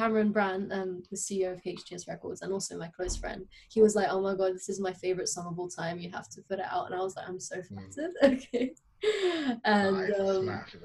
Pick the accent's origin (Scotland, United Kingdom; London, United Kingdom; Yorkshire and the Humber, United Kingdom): London, United Kingdom; I was born in London, but both my parents are Bulgarian